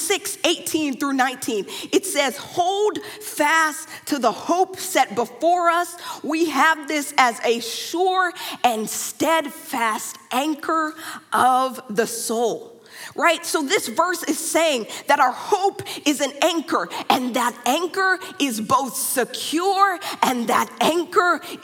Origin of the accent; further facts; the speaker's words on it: Dallas, Texas, United States; moved away; I am from Dallas, Texas